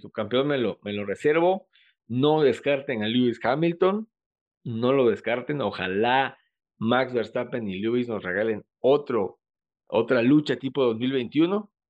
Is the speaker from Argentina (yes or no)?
no; Mexico; como mexicanos